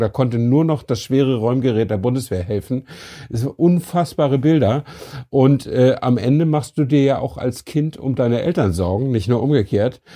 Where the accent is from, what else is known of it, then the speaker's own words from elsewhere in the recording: Flensburg, Schleswig-Holstein, Germany; ich stamme ja aus Flensburg